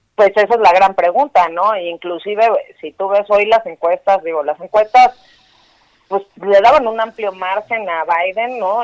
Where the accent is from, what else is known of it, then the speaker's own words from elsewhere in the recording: Mexico; nosotros como mexicanos